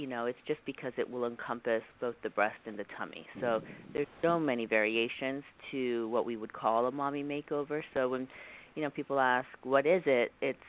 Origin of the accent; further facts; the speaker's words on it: Texas, United States; I have not always lived here. I came from Texas and then did some training in Pittsburgh, so I've kind of been all over the country.